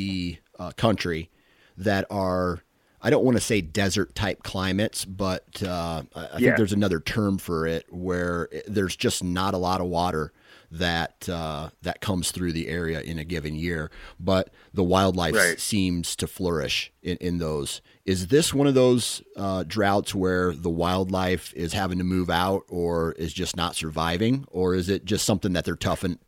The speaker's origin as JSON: {"language": "English", "region": "Midwest", "country": "United States", "said": "because I'm a Midwesterner. I'm a flatlander, as you guys probably would call us."}